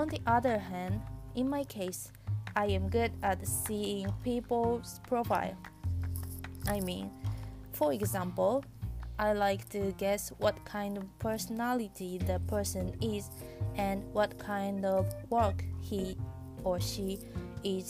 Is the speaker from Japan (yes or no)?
yes; Japan; English is a second language; I am from Japan and I am speaking from my home in Japan.